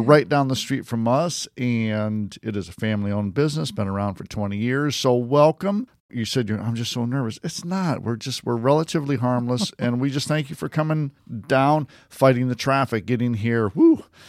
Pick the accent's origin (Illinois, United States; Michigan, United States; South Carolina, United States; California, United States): Michigan, United States; Detroit; I'm a Red Wings fan because I grew up in Detroit